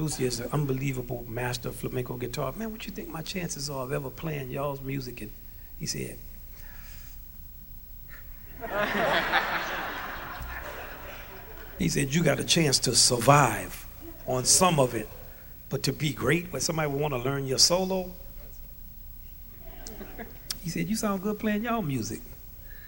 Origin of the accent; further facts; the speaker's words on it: Louisiana, United States; I'm from Louisiana.